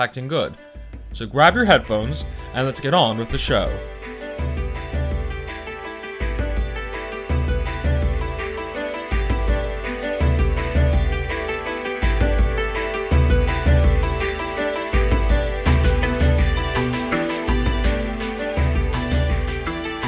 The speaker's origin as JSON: {"language": "English", "town": "New York City", "region": "New York", "country": "United States", "tie": "born or raised there", "also_born_or_lived": "Genoa, Italy", "moved": "yes", "lives_now": "London, United Kingdom", "said": "growing up speaking both Italian and English back in New York City, but also dividing my time as a youth between America and Italy"}